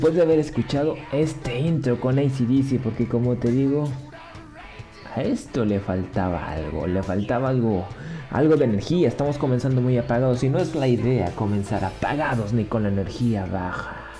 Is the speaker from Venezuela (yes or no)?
no; Mexico; Yo soy mexicano, te estoy hablando desde México.